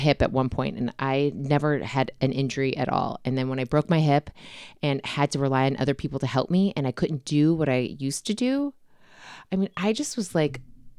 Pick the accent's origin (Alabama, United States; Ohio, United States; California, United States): Ohio, United States; Cleveland; also born or lived in Nantucket, Massachusetts / Boston, Massachusetts; Every 2 to 3 years we moved. So it was just easier for me when people ask that question to say, where are you from?